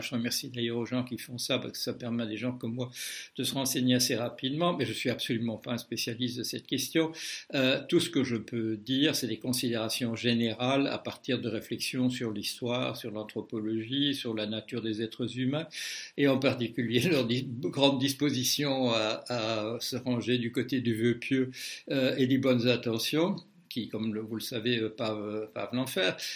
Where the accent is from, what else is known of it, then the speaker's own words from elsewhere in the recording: Belgium; je suis belge de naissance